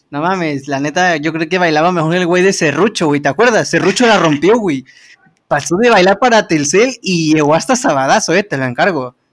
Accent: Mexico

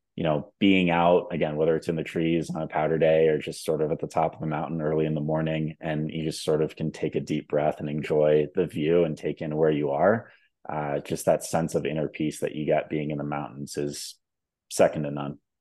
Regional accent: Southern California, United States; now in Denver, United States; I am calling in from Denver, Colorado. Uh, originally from Southern California, actually.

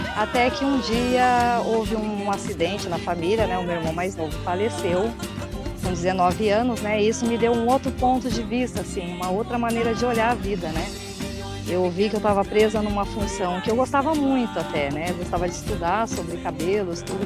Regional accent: São Paulo, Brazil; eu nasci em São Paulo

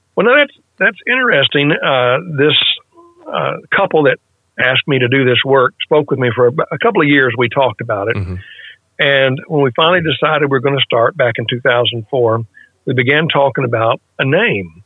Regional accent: West Arkansas, United States; I grew up in West Arkansas in a mainline denominational church

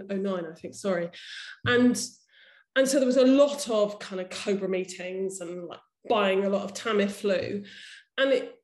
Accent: United Kingdom; as a British, white British woman on a London tube

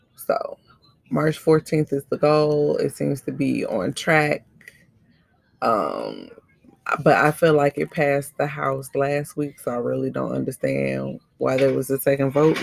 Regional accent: United States; as the American people

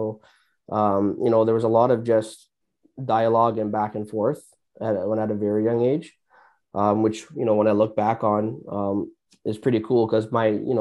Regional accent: Brampton, Ontario, Canada; growing up, I'm from Brampton, growing up in Brampton

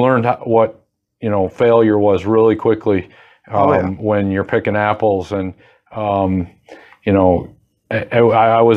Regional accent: Fremont, Michigan, United States; growing up in Fremont

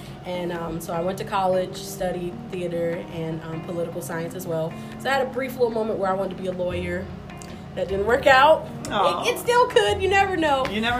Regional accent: Miami, Florida, United States; I'm from Miami, Florida.

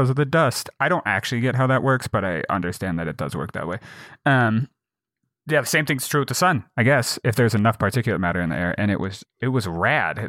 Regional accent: Jackson, Wyoming, United States; my hometown of Jackson, Wyoming is, uh, a tourist town

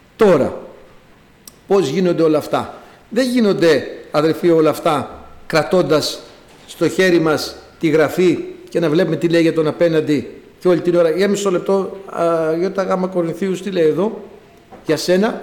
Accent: Greece; εγώ κατάγομαι από ένα χωριό, πάνω από χίλια μέτρα υψόμετρο, το χωριό μου, αλλά έχει μια ιδιαιτερότητα, μια πρωτιά στην Ελλάδα

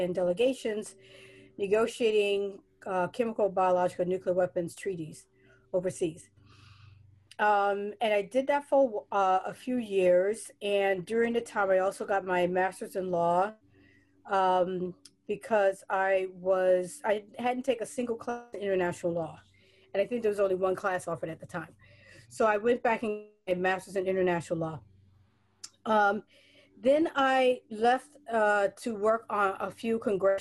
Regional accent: New York City, New York, United States; from New York, I'm from the Bronx, New York

